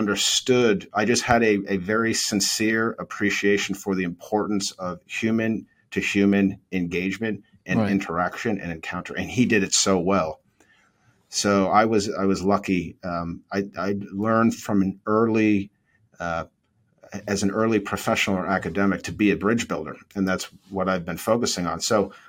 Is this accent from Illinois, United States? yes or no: no; Needham, Massachusetts, United States; I grew up right outside of Boston in Needham.